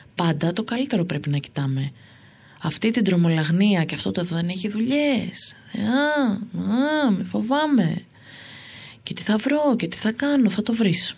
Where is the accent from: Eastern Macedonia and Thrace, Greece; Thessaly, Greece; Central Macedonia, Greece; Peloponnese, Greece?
Central Macedonia, Greece; Thessaloniki; moved away as an adult; also born or lived in Amfissa; now in Athens, Greece; Εγώ λοιπόν είμαι από τη Θεσσαλονίκη